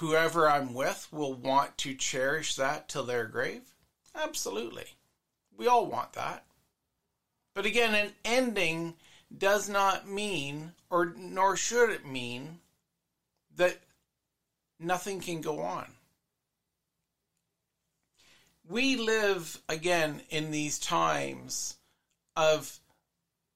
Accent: Canada; me as a Canadian

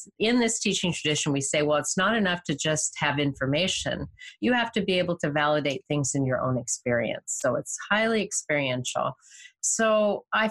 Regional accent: Bay Area, California, United States; I'm a native Californian. I was raised in the Bay Area.

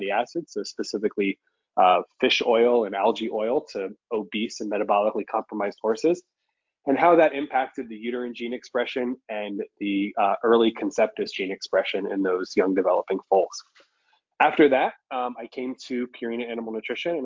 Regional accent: South Florida, United States; also born or lived in Virginia; I grew up in South Florida

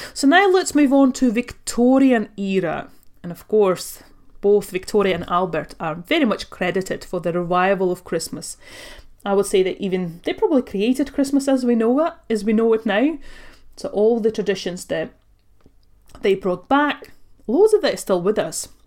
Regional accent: Latvia; now in United Kingdom; I was born and raised in Latvia. I come from a Russian family.

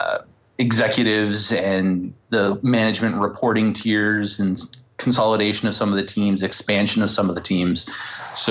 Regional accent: Canada; I'm Canadian and everyone has to work at Nortel at least once. And like every Canadian

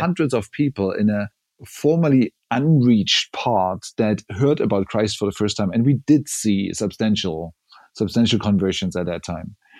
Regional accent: southern East Germany, Germany; now in Berlin, Germany; I grew up in southern East Germany, so close to the Bavaria and Czech border, but it was East Germany when I grew up

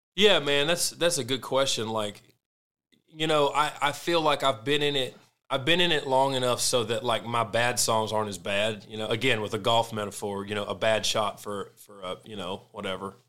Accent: Arkansas, United States; moved away; also born or lived in South Florida; I grew up in South Florida, too, but yeah, I am from Arkansas

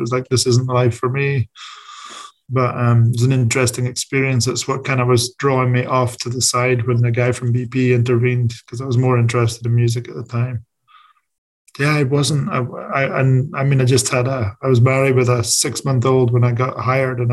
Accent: Scotland, United Kingdom; moved away; As a Scottish person

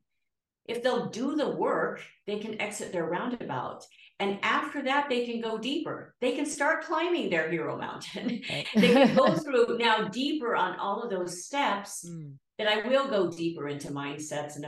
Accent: Georgia, United States; I was born in Georgia

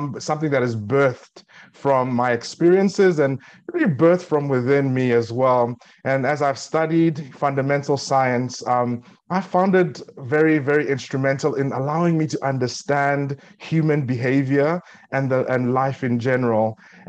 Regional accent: South Africa; also born or lived in Nigeria / Eswatini; now in United States; I grew up in South Africa, where I spent most of my formative years, but I was born in Ado Ekiti, Nigeria.

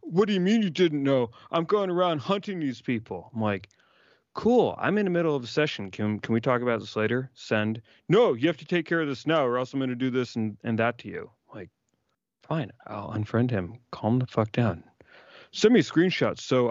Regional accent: Chicago, Illinois, United States; accent: washy; I was born in Chicago

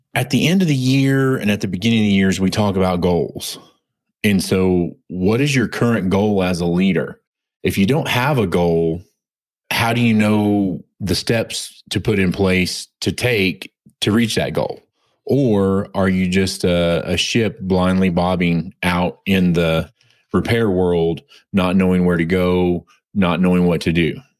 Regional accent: United States; also born or lived in Oklahoma / Texas; growing up in Oklahoma and Texas

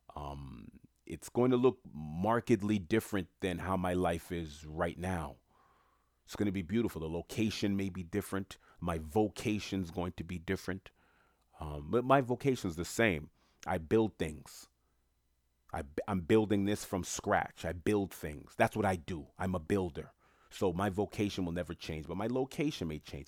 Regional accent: New York City, New York, United States; I'm from Queens, New York

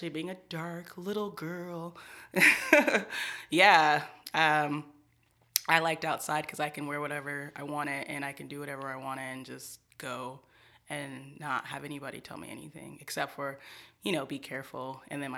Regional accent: Long Beach, California, United States; also born or lived in Riverside, California; I'm from Long Beach originally. And I was born here, raised partially here, but then partially in like the Riverside area

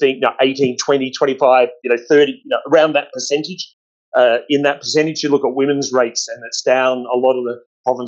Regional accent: Australia; I'm Australian

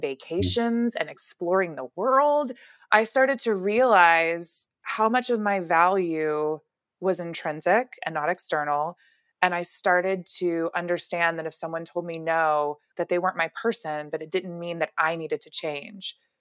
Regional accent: Alabama, United States; now in California, United States; I'm really from Alabama

